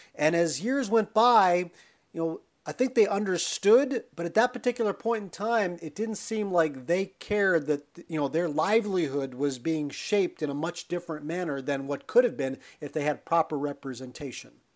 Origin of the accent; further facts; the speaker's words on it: Pennsylvania, United States; as a kid growing up in Pennsylvania